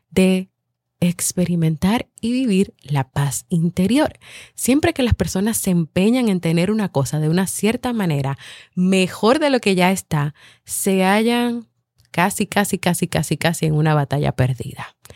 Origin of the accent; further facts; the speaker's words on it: Dominican Republic; Somos de República Dominicana y somos los padres de … de Vivir en Armonía.